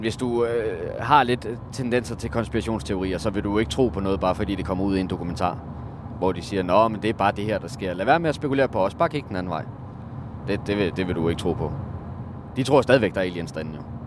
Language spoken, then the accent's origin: Danish; Denmark; jeg er fra Jylland